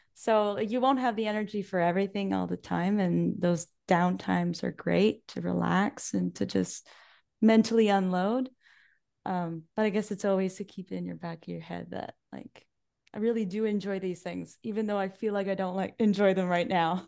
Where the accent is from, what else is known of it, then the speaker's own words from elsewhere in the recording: Salisbury, New Brunswick, Canada; I grew up right here in Salisbury.